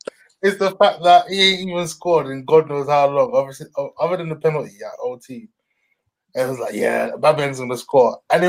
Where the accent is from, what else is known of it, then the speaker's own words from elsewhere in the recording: London, United Kingdom; I grew up in London